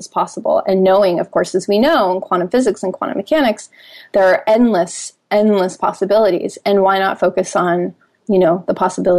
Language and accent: English; Minnesota, United States; moved away as an adult; now in Hawaii, United States; Here I come from Minnesota, moving to Hawaii.